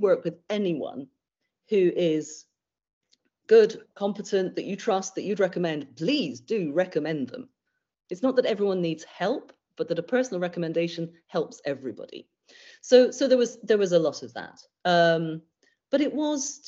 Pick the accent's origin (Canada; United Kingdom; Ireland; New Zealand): United Kingdom; We're terribly British